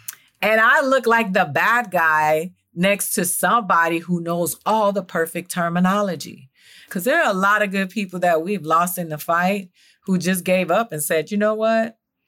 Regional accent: Miami, Florida, United States; I'm from Miami too

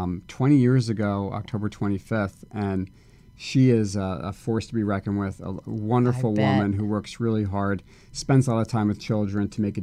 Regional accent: Livingston, New Jersey, United States; now in Los Angeles, United States; So I grew up in Livingston, New Jersey. It's about 40 minutes west of New York City in a town called Livingston.

